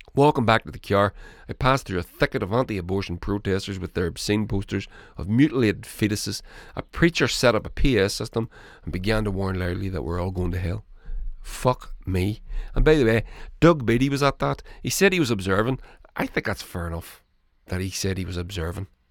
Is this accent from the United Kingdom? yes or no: yes; Northern Ireland, United Kingdom